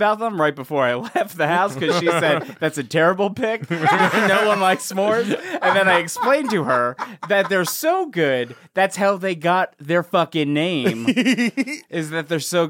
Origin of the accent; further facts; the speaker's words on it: Jersey Shore, New Jersey, United States; I'm from the Jersey Shore.